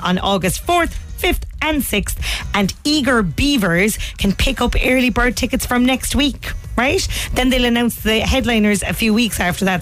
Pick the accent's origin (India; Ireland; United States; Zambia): Ireland; Cork, Munster; we grew up in Cork